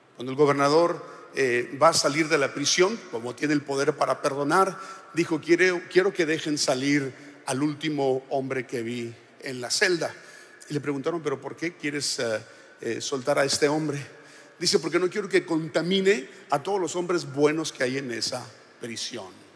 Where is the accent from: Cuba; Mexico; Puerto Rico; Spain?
Mexico; Sonora; now in Monterrey, Mexico; yo soy de Sonora, yo digo, en el mejor estado